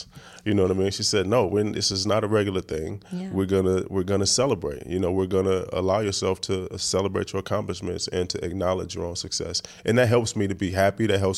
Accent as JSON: {"language": "English", "town": "Oakland", "region": "California", "country": "United States", "tie": "born or raised there", "also_born_or_lived": "New Orleans", "said": "Yeah, well, Magnolia, I'm from the Magnolia Projects. Then I lived there for a while, but then I moved and grew"}